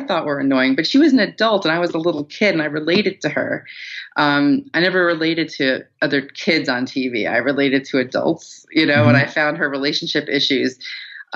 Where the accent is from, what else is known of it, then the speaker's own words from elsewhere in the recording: Long Island, New York, United States; I was from Long Island.